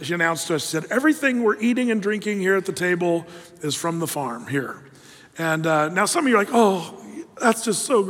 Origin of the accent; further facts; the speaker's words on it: Applegate Valley, southern Oregon, United States; Growing up in Applegate Valley as a kid, beautiful valley out in the middle of nowhere in southern Oregon